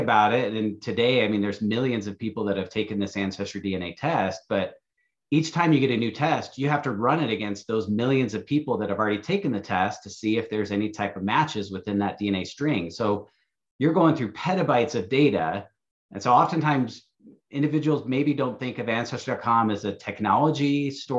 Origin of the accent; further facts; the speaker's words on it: Michigan, United States; moved away as an adult; now in Salt Lake City, United States; I grew up in Michigan, kind of between Lansing and Jackson there, went to school at Michigan State University. So Michigander through and through